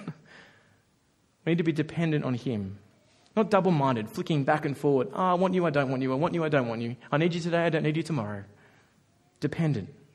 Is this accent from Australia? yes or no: yes; Australia; Have to work hard as an Australian